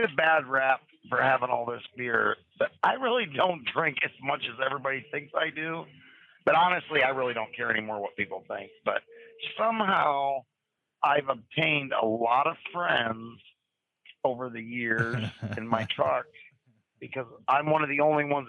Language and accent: English; Erie, Pennsylvania, United States; I grew up at Stateline in Erie.